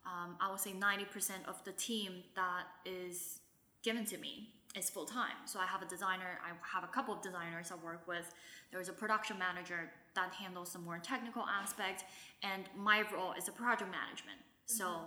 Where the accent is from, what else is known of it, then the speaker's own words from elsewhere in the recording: Shanghai, China; I'm thankful to have had the years of growing up in Shanghai, which gives me the language ability